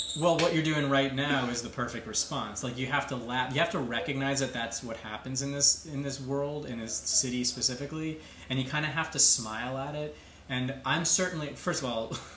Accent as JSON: {"language": "English", "area": "Long Island", "region": "New York", "country": "United States", "tie": "born or raised there", "lives_now": "Queens, New York, United States", "said": "I grew up on Long Island"}